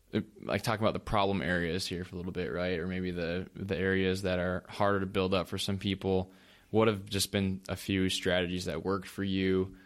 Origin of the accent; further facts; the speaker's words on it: North Dakota, United States; I'm a farm kid too. Um, I'm from North Dakota